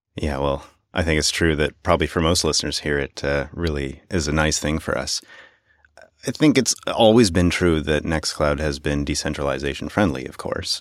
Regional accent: Canada; As a Canadian

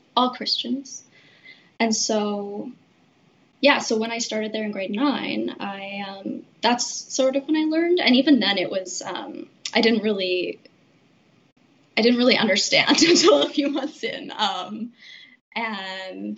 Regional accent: Regina, Saskatchewan, Canada; I grew up in Regina

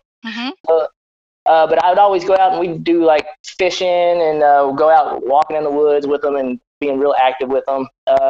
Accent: Kentucky, United States; moved away; also born or lived in Georgia; I grew up in a farm, 8-acre farm in Kentucky, and we always had dogs on the farm.

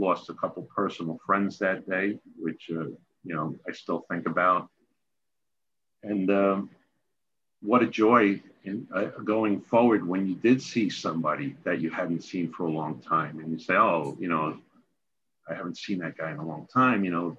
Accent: New York, United States; but being a New Yorker, getting up every day, doing your job.

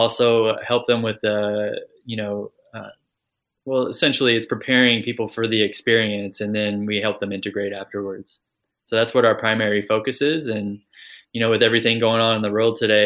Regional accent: Kentucky, United States; also born or lived in California; I grew up in the United States, if you can't tell from the accent. So I grew up in Kentucky and also California.

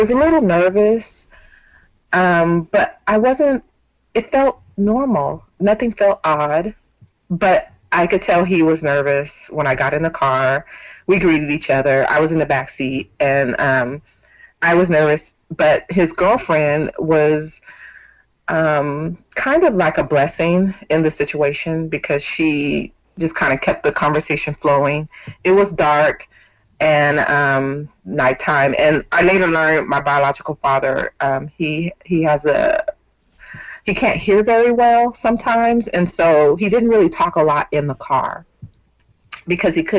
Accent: Bay Area of Northern California, United States; moved away as an adult; now in Texas, United States; I was born and raised in California, but in 2016 I moved to Texas with my company

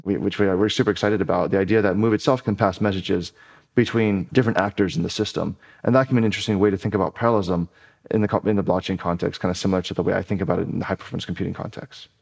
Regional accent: Honolulu, Hawaii, United States; moved away as an adult; also born or lived in Evanston, Illinois; I was born and raised in Honolulu, Hawaii

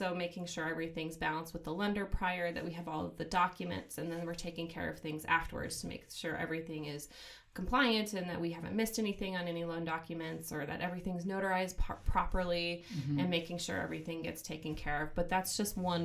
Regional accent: Missoula, Montana, United States; also born or lived in Bozeman; I am from Missoula here originally, grew up here, moved to Bozeman for school

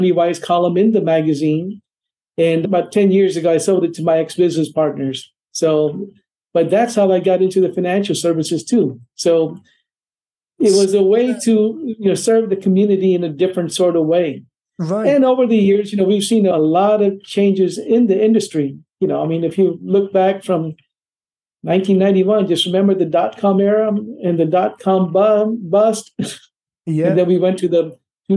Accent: India; now in Atlanta, United States; I'm originally from India

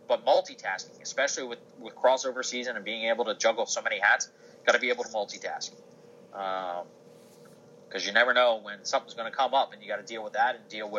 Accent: Baltimore, Maryland, United States; now in Wilmington, United States; Baltimore, my hometown

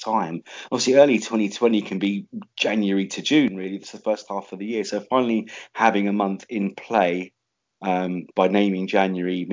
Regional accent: London, United Kingdom; London, my hometown.

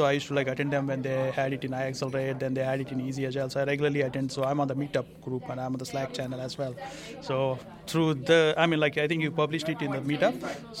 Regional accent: Nowra, New South Wales, Australia; I'm from Nowra. I'm a software engineer by profession.

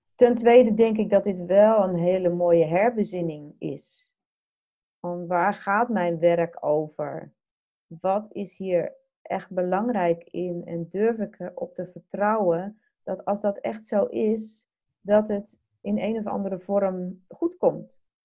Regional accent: Netherlands; wij als Nederlanders

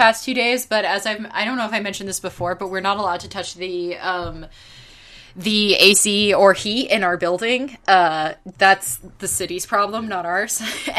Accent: Scotland, United Kingdom; I'm sweaty and humid and grumpy because I'm Scottish and not used to the big glowing ball in the sky being quite so bright.

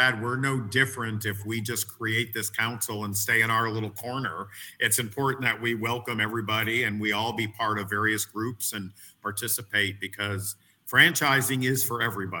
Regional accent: Northeast, United States; And I grew up in the Northeast, and I grew up in an environment that you couldn't always be who you were

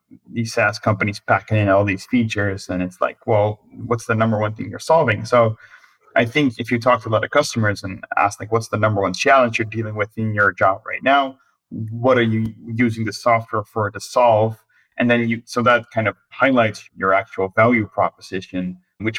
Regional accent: Netherlands; also born or lived in United States; I'm from the Netherlands

